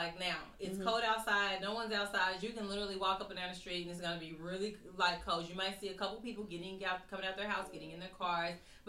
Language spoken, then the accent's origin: English; Oklahoma City, Oklahoma, United States; I'm from Oklahoma City, born and raised